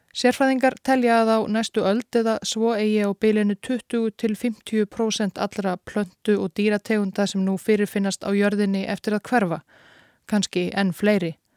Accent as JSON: {"language": "Icelandic", "country": "Iceland", "said": "við Íslendingar"}